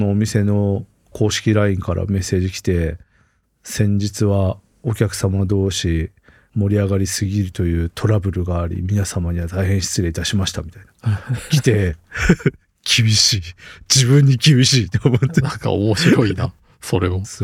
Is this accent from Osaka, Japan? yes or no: no; Hokkaido, Japan; now in Tokyo, Japan; これ実は僕の地元の上の方にある